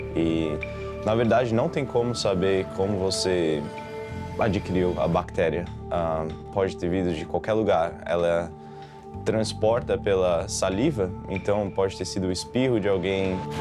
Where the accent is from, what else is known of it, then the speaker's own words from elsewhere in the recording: Brazil; moved away as an adult; also born or lived in São Paulo, Brazil; now in United States; Nasci no Brasil